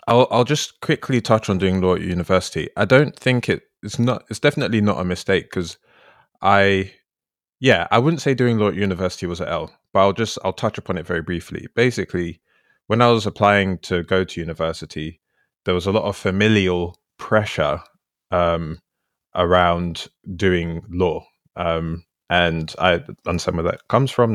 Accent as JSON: {"language": "English", "region": "London", "country": "United Kingdom", "tie": "born or raised there", "moved": "as an adult", "said": "I grew up in London my whole life, and then I went to live in a different part of the country for a bit."}